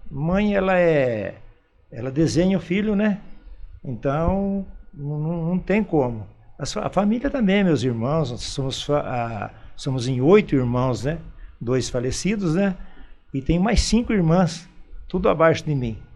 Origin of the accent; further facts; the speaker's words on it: Campinas, São Paulo, Brazil; now in Indaiatuba, Brazil; Eu vim de Campinas, né? No ano de 57 é, vim lá para a Fazenda Pimenta, que meu pai era arrendatário de olaria, né?